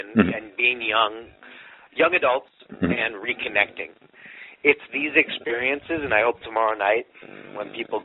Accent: Los Angeles, California, United States; I'm a guy from Los Angeles in Hollywood

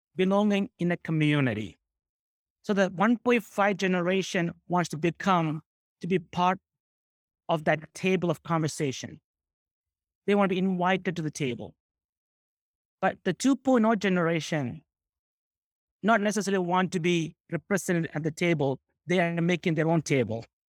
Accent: New York City, New York, United States; I grew up in South Bronx.

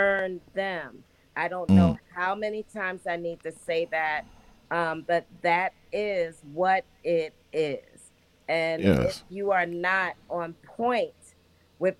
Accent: Philadelphia, Pennsylvania, United States; now in Delaware, United States; my hometown

